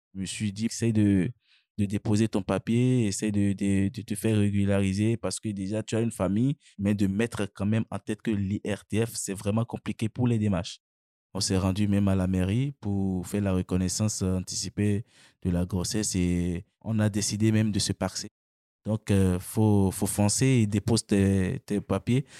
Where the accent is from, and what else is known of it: Benin; moved away as an adult; now in France